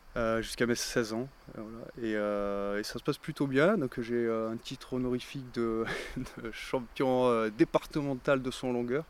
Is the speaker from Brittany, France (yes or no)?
no; Lunel, Occitania, France; also born or lived in Perpignan / Montpellier; la, majeure partie de, de, de, mon enfance, je l'ai faite à, Lunel